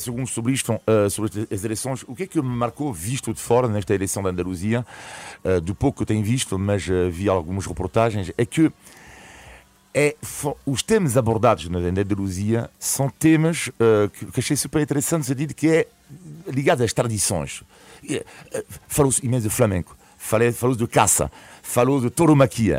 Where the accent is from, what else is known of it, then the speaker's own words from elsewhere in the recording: France; now in Portugal; o meu país de origem, a França, onde nasci